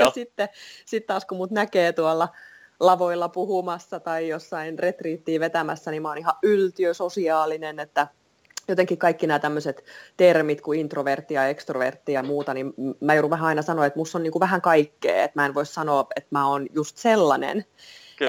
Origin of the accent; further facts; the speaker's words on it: Vantaa, Uusimaa, Finland; also born or lived in England; mä oon vantaalainen kolmen lapsen äiti